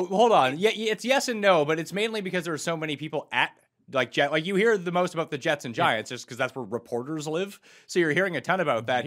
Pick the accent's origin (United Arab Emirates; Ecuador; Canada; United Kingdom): Canada; moved away; also born or lived in New Jersey; I am Canadian